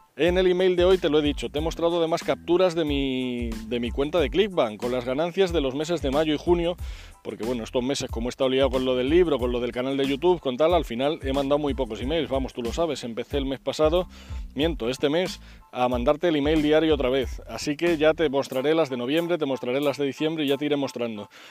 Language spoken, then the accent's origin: Spanish; Spain; en España somos